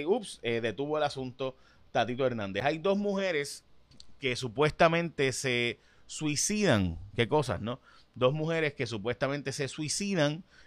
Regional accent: San Lorenzo, Puerto Rico; Faeli López era mi vecino del frente eh, cuando niño, ¿no? Este, cuando era niño allá en Jaguar de San Lorenzo, literalmente vivía al frente

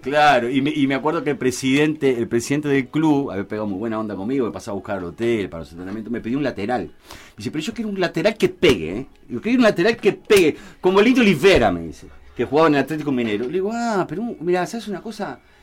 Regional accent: Montevideo, Uruguay; also born or lived in Malvín, Montevideo; de mi barrio, de, donde me crié, en Jacinto Vera

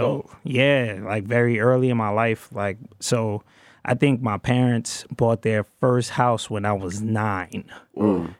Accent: New York City, New York, United States; I'm from Brooklyn. South Brooklyn, Canarsie

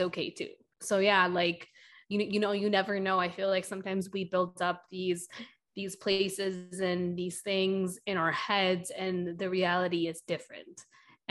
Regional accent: Milwaukee, Wisconsin, United States; also born or lived in Madison / New York City; Milwaukee, where mm. like you know my mom is from or lives, uh, and where I you know spent the majority of my life growing right. up there

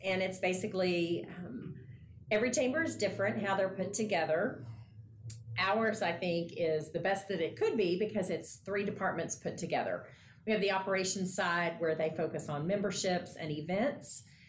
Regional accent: Odessa, Texas, United States; also born or lived in Eunice, New Mexico; So I am born and raised in Odessa, born here. Right after I was born, we moved to Eunice, New Mexico. I'm not far from here for about 7 or 8 years. I moved back here.

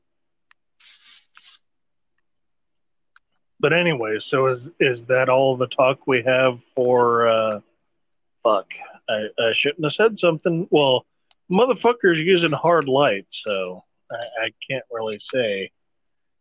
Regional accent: Texas, United States; I grew up in Texas

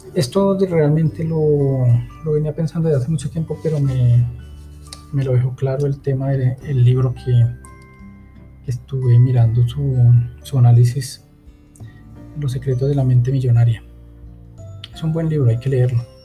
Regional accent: Colombia; aquí en Colombia

